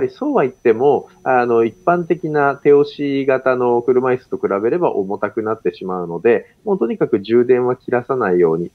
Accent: Tokyo, Japan; 私自身あの、東京で生まれ育って、この東京という都市に非常に愛着がある

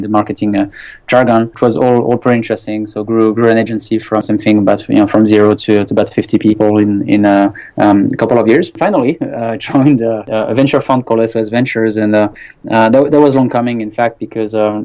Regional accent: France; moved away as an adult; also born or lived in China; I was born in France quite a long time ago now. Essentially, I've been quite studying business law until my early 20s in the countryside city in France.

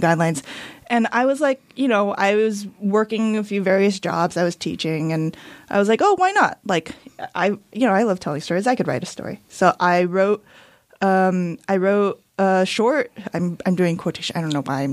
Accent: Rosemead, California, United States; I grew up in Rosemead. Okay. In the San Gabriel Valley.

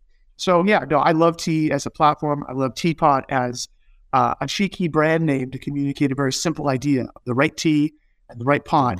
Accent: Arizona, United States; I grew up in Arizona

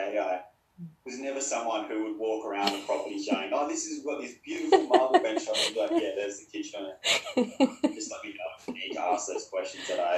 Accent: Gold Coast, Queensland, Australia; also born or lived in Sydney; born in Sydney, but been here since I was really young. So grew up on the Gold Coast

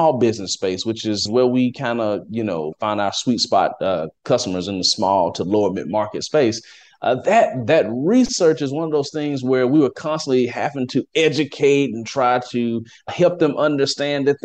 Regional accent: Athens, Alabama, United States; moved away as an adult; also born or lived in Washington, D.C.; now in Dallas, United States; I am from Athens, Alabama. Okay. It's a small little town.

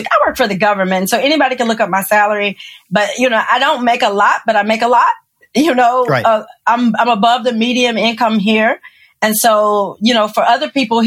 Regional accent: the South, United States; now in New Orleans, United States; I'm from the South.

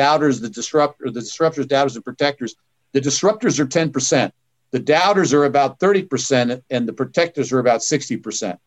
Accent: Kansas, United States; I'm from Kansas

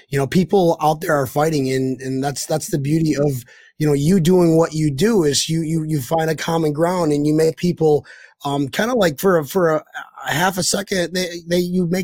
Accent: York, New York, United States; I'm from the a small town called York, New York

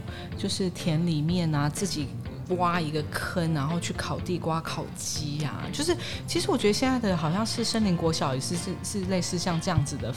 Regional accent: Daxi, Taoyuan, Taiwan; 桃园的乔爱新村，

